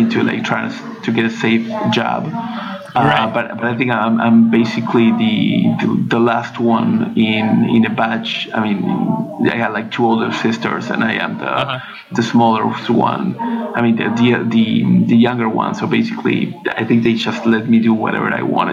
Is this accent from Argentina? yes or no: yes; Argentina; moved away as an adult; also born or lived in France; I'm from Argentina.